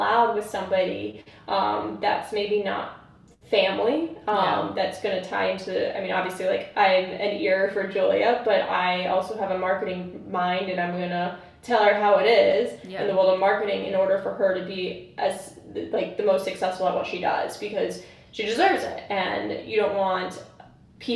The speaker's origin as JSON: {"language": "English", "region": "East Coast", "country": "United States", "tie": "born or raised there", "moved": "yes", "lives_now": "Chicago, United States", "said": "I grew up in the East Coast originally"}